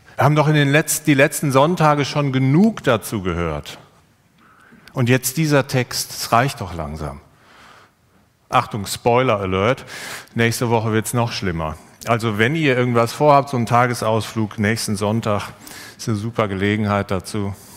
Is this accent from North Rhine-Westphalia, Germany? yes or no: yes; Siegerland, North Rhine-Westphalia, Germany; ich komme aus dem Siegerland